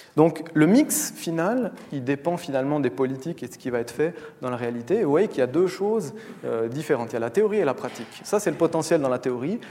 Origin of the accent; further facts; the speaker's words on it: Valais, Switzerland; je viens du Valais